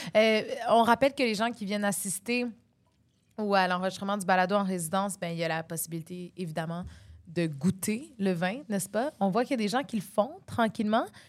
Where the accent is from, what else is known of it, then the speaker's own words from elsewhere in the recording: West Island, Quebec, Canada; je mangeais ça autour de la piscine quand j'étais petite, là, dans le West Island, la piscine publique.